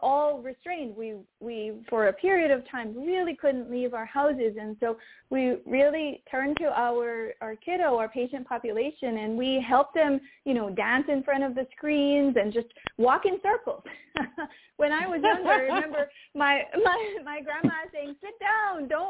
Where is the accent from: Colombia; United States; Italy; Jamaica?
Jamaica; I'm Caribbean. I'm from Jamaica